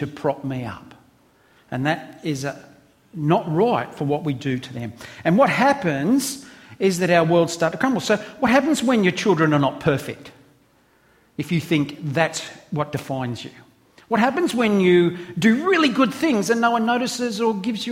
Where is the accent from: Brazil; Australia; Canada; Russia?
Australia; I'm an Aussie